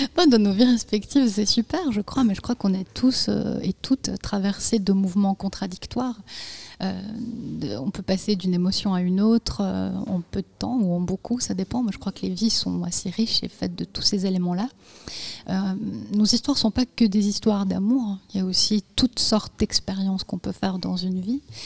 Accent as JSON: {"language": "French", "country": "Bosnia & Herzegovina", "tie": "born or raised there", "moved": "yes", "said": "je suis née en Bosnie-Herzégovine"}